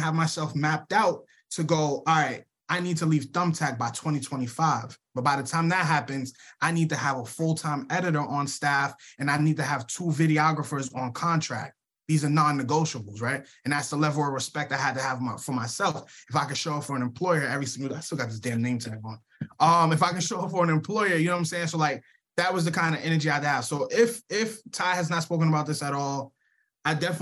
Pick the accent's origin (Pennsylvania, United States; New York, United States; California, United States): New York, United States; New York City; now in Suwanee, United States; we're both from the Bronx